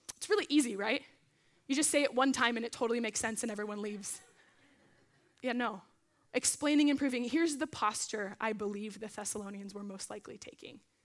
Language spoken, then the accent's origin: English; Arizona, United States; now in Simi Valley, United States; I'm from Arizona